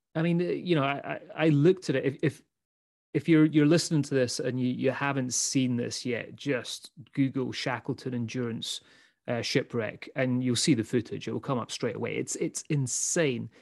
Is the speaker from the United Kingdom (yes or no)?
yes; Scotland, United Kingdom; also born or lived in United States; we're two Scottish guys